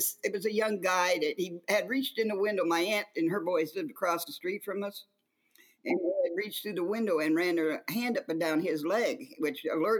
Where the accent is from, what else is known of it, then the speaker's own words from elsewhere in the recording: Wyoming, Illinois, United States; moved away as an adult; also born or lived in Galesburg, Illinois / Quad Cities, Illinois; now in Arizona, United States; I grew up in Wyoming, Illinois, which is probably 55, 60 miles from the Quad Cities. I left Wyoming at 16, yes.